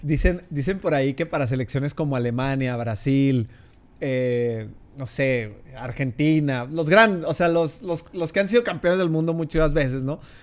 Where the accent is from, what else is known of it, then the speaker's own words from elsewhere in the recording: Torreón, Coahuila, Mexico; los que somos de Torreón, santistas